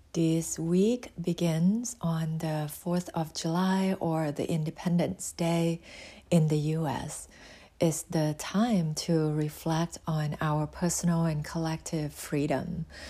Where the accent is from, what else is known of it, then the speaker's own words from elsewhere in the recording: Thailand; now in United States; I was born in Thailand and relocated to the U S